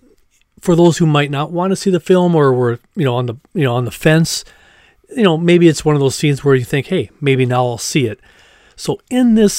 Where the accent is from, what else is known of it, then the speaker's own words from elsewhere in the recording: Minnesota, United States; my home state of Minnesota